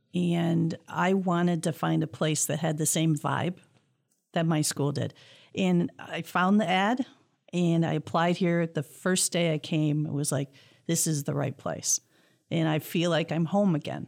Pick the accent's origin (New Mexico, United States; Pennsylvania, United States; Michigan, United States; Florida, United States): Michigan, United States; Clawson; born or raised there